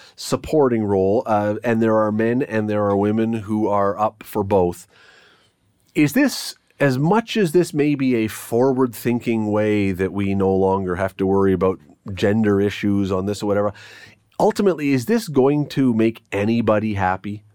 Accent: Toronto, Ontario, Canada; now in Hamilton, Canada; I grew up in Toronto once, uh, many, many, many, many years back

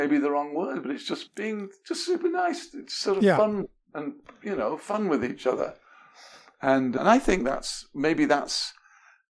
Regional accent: England, United Kingdom; moved away; I was brought up in England

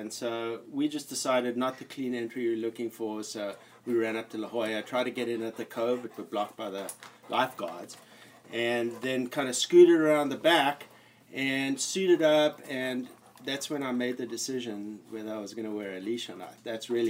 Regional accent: South Africa; Like, you know, I'm from South Africa and I was in the Navy and I did a lot of like ocean stuff

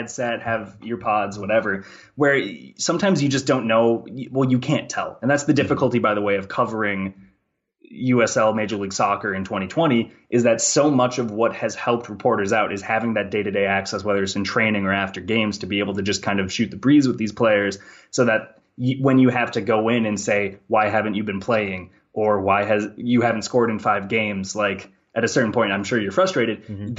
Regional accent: Minnesota, United States; even though I'm from Minnesota.

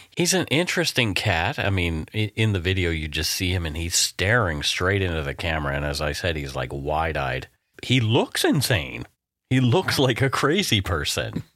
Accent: Canada; We are ordinary Canadian schmucks

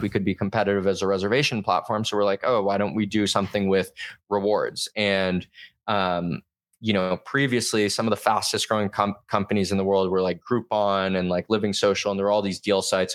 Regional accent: Southern California, United States; moved away as an adult; also born or lived in Boston; I'm from Southern California originally.

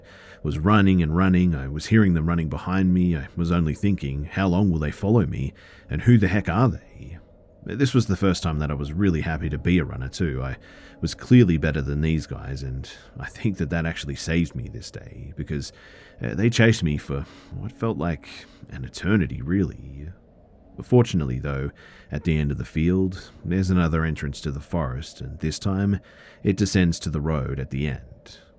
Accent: France; English is a second language; Please forgive me too if anything I said was spoken a little bit weird, as like I said, I am from France.

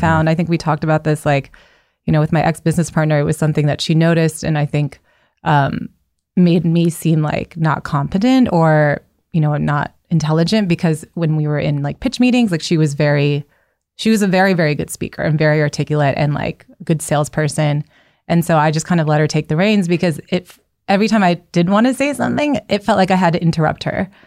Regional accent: Northern Virginia, United States; I am, yeah, from Northern Virginia

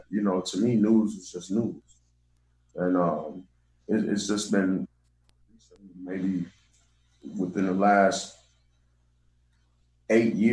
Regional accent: Saginaw, Michigan, United States; So I um I, I, I grew

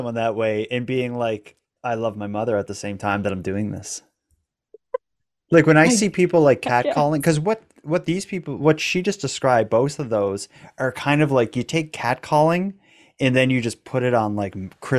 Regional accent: Regina, Saskatchewan, Canada; you meet people who don't know Saskatchewan and stuff well, or don't know Canada well, and you have to say I'm from Regina.

